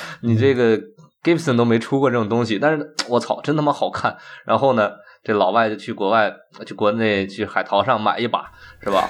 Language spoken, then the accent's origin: Chinese; China; 我们中国人做这个东西可以比你强